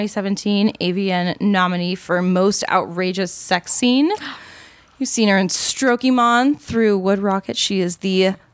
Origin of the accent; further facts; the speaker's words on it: New England, United States; moved away; also born or lived in Baltimore; we're both from New England.